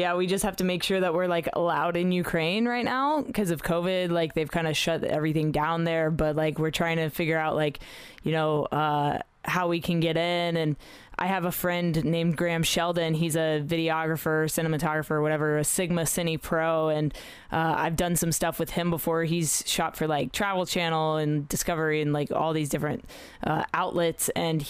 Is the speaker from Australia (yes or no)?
yes; Australia; also born or lived in Middle East; I grew up in the Middle East a little bit and in Australia